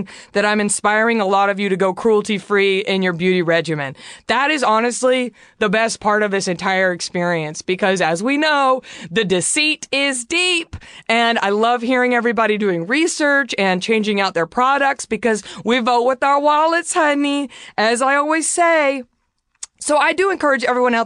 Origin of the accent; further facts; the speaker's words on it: DFW area, Texas, United States; I'm from Texas, as I always mention, and shout out to the DFW area.